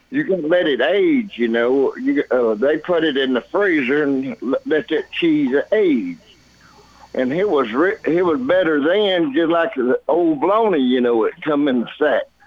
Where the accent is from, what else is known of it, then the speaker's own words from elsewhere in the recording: Murfreesboro, Tennessee, United States; I was born on Flat Rock Road in Halls Hill Pike. I, I was born in that house